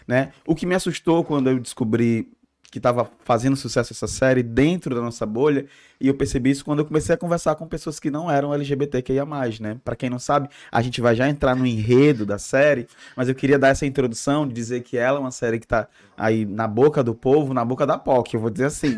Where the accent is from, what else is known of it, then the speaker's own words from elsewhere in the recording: Ceará, Brazil; somos cearenses